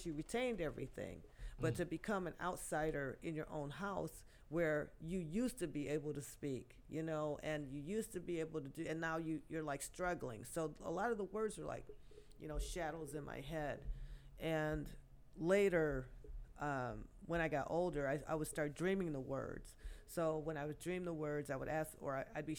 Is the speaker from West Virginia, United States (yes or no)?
no; Detroit, Michigan, United States; born or raised there